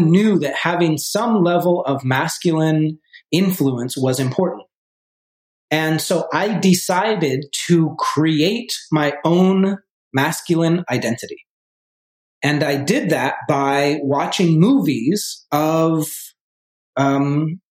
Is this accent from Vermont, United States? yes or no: yes; Vermont, United States; moved away as an adult; also born or lived in New York City; I grew up originally in Vermont, in a small town, 2,000 people in Vermont